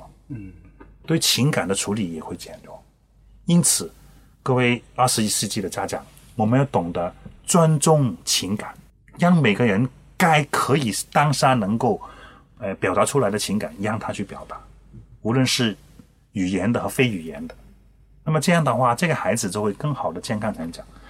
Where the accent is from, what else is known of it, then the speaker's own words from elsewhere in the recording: China; 往往我们中国人不认真。